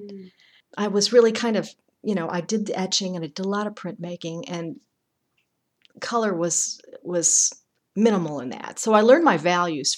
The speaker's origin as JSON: {"language": "English", "town": "Chicago", "region": "Illinois", "country": "United States", "tie": "born or raised there", "also_born_or_lived": "Massachusetts", "moved": "yes", "lives_now": "Indiana, United States", "said": "born and raised in Chicago."}